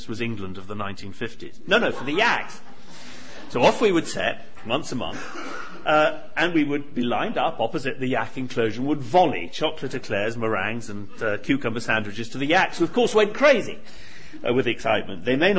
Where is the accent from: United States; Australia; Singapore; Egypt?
Singapore; born there; I was born in Singapore. My father was born in Germany. My mother's Irish and French.